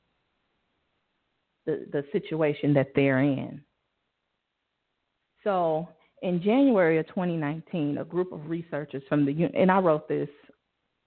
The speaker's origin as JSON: {"language": "English", "town": "Chicago", "region": "Illinois", "country": "United States", "said": "I'm from Inglewood"}